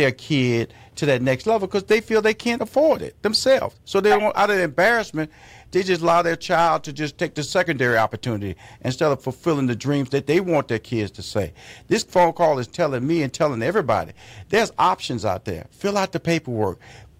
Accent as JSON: {"language": "English", "town": "Atlanta", "region": "Georgia", "country": "United States", "tie": "born or raised there", "said": "but you in my hometown, which is Atlanta, and also Houston, Texas."}